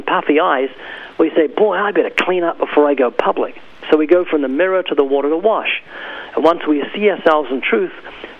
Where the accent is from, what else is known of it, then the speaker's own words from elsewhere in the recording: New Zealand; now in United States; No, actually, I came from New Zealand.